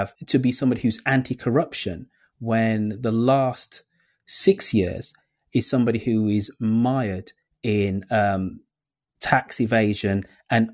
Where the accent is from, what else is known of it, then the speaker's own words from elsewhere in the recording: United Kingdom; As a Brit